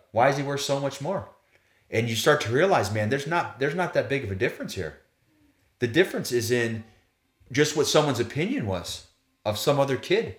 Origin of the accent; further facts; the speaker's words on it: United States; as an American player